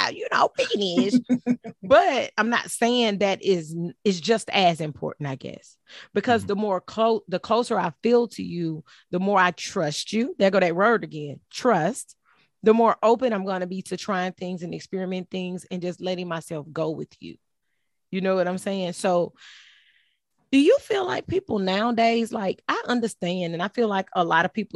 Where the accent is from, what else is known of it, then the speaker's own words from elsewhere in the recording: Ninety Six, South Carolina, United States; also born or lived in Port Arthur, Texas; in South Carolina, I was raised on Little Mountain Road